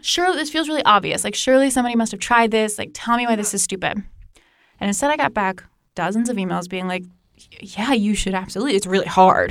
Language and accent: English; Northern Virginia, United States; I grew up in Northern Virginia